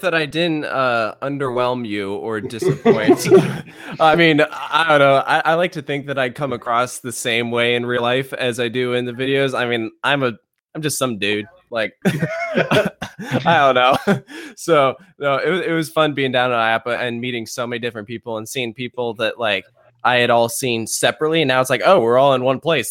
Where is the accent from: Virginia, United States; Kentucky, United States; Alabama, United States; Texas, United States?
Virginia, United States; I'm from Virginia